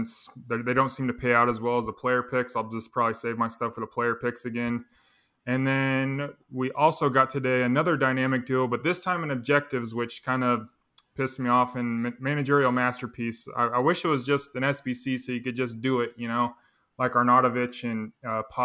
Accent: Wichita, Kansas, United States; my local news in Wichita, Kansas

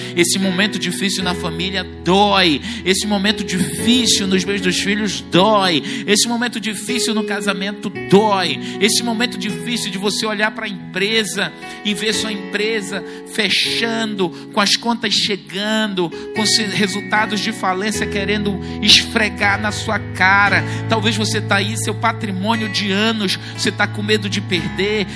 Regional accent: Brazil; nós somos brasileiros

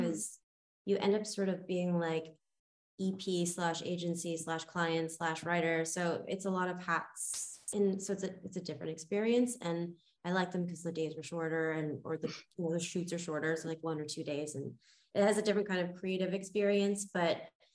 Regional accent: Toronto, Ontario, Canada; now in Los Angeles, United States; I'm from Toronto originally, but when I first moved

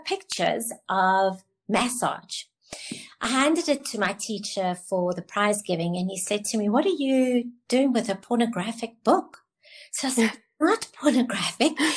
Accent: Cape Town, Western Cape, South Africa; I'm from Cape Town.

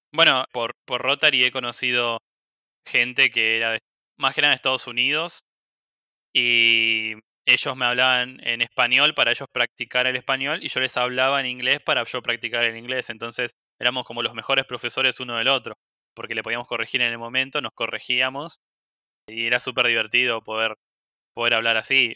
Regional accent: Argentina; Acá en Argentina

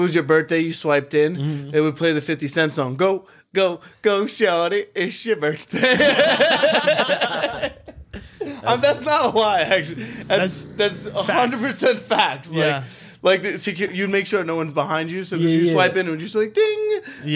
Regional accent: New York City, New York, United States; growing up in New York City public school system

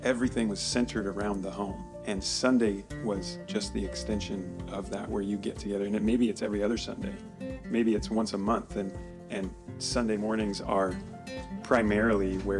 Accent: Portland, Oregon, United States; we grew up here.

